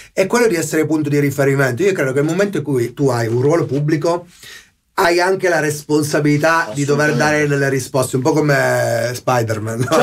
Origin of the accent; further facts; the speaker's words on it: Nichelino, Piedmont, Italy; mia mamma fa la maestra dell'elementare, mio papà è un, un impiegato. E, e arrivo da Nichelino